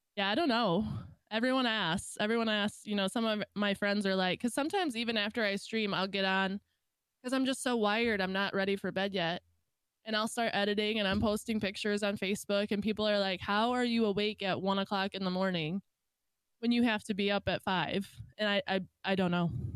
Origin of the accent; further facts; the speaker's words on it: Michigan, United States; I am from Michigan